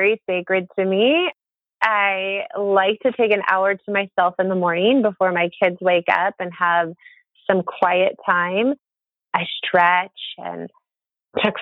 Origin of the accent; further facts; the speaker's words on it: Monterey, California, United States; now in Bay Area, United States; my hometown, which is beautiful Monterey, California